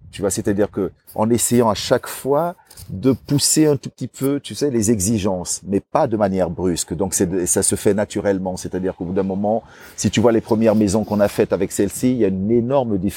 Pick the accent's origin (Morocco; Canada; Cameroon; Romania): Cameroon; also born or lived in Paris, France; now in São Tomé, São Tomé and Príncipe; je suis né en Afrique, au Cameroun, euh, d'un père, euh, je dirais, blanc et d'une maman noire. Donc voilà, je suis un peu le résultat de ce mélange de cultures.